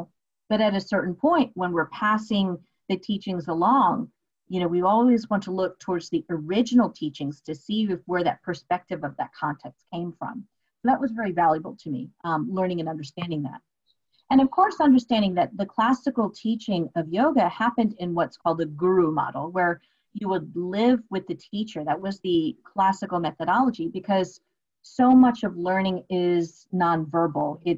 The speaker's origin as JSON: {"language": "English", "country": "United States", "tie": "born or raised there", "said": "my culture is being an Indian woman born and raised here in the States."}